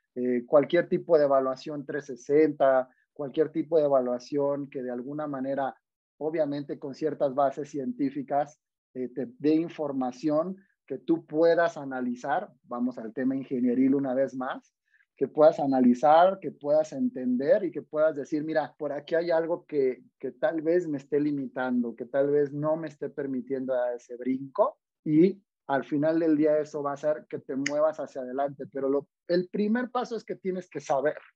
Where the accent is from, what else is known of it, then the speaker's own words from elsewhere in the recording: Mexico; Yo soy orgullosamente mexicano